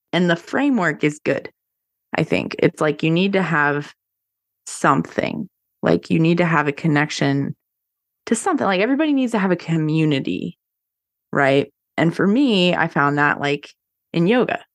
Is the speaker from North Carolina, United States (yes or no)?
yes; North Carolina, United States; I'm born and raised in North Carolina